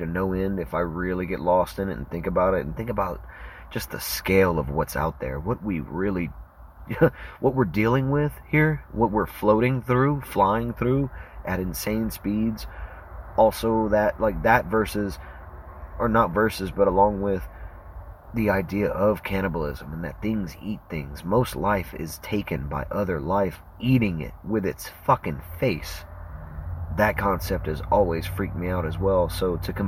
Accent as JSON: {"language": "English", "area": "Cajun", "region": "Louisiana", "country": "United States", "said": "I'm a Cajun, and my co-hosts, we're all Cajuns"}